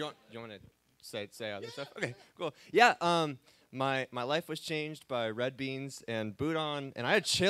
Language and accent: English; upstate New York, United States; I'm from upstate New York.